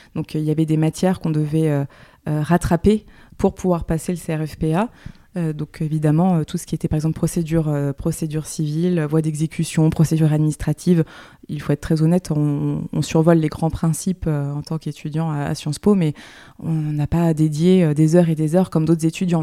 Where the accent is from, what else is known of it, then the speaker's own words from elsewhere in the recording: Le Havre, Normandy, France; also born or lived in Paris; now in Nantes, France; J'ai passé mon enfance au Havre, en Normandie